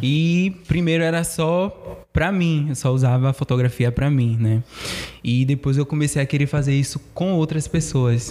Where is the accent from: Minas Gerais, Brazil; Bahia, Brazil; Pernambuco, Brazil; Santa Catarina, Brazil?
Bahia, Brazil; Cidade Baixa, Ribeira; sou da Cidade Baixa, Ribeira